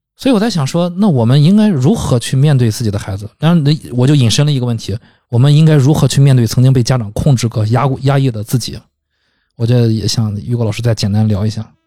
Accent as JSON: {"language": "Chinese", "country": "China", "said": "也就我们中国人说管得很严格啊。"}